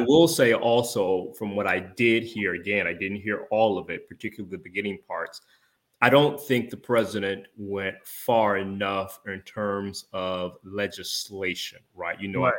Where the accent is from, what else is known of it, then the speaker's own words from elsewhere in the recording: Georgia, United States; my home state of Georgia